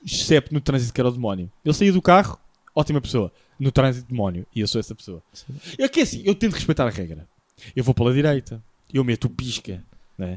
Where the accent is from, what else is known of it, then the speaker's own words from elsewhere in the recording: Lisbon, Portugal; porque é da minha cidade